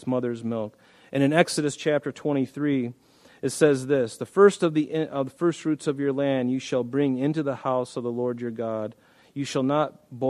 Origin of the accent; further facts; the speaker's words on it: United States; I'm an American.